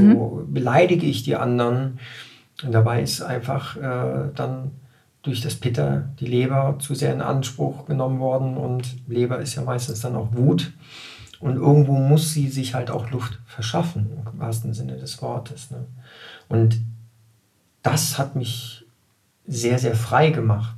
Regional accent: Germany; als Deutscher

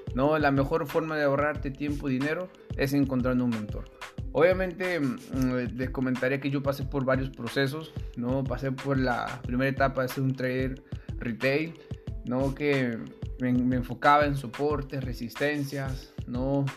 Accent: Peru; soy peruano

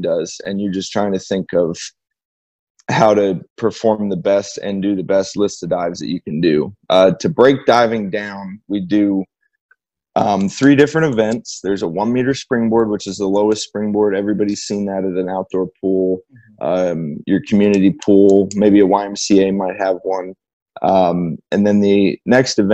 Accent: Bloomington, Indiana, United States; Bloomington, my hometown

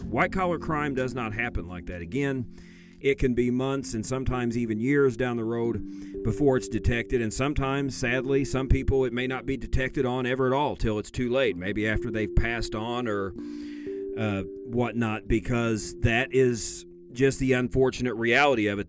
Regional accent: Illinois, United States; Illinois, my home state

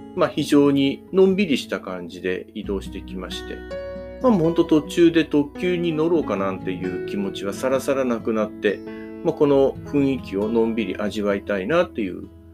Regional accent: Shizuoka, Japan; 地元の静岡とかあたりから

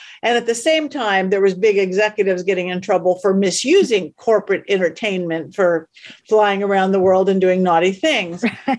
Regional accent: Los Angeles, California, United States; right in my hometown. I live in the middle of Hollywood

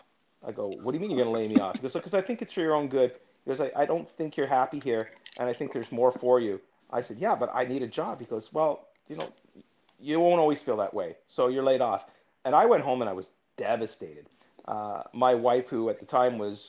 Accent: Toronto, Ontario, Canada; also born or lived in Florida, United States; I was born in Florida, moved to Toronto when I was 3

